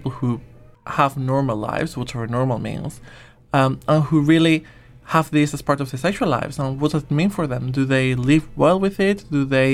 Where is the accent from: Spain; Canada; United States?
Spain; moved away as an adult; also born or lived in Nottingham; now in Manchester, United Kingdom; I'm from Spain, but did my master's in Nottingham and then decided to come here to Manchester